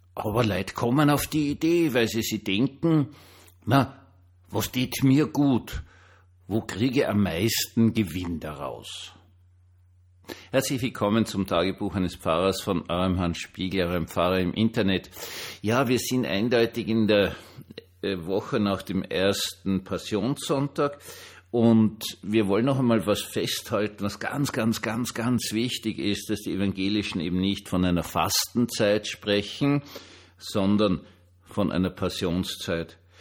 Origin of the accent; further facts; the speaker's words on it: Vienna, Austria; ich bin Wiener